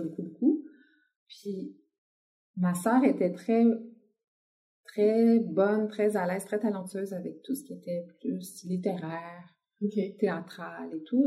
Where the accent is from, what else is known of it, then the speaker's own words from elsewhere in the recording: Quebec City, Quebec, Canada; moved away as an adult; also born or lived in Lévis; now in Montreal, Canada; j'ai grandi à Québec. J'y suis arrivée quand j'avais trois mois.